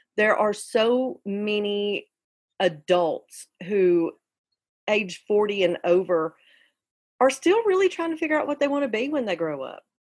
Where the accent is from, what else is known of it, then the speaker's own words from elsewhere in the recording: Carbon Hill, Alabama, United States; also born or lived in Graysville; I ended up growing up with my mother and her parents in Carbon Hill.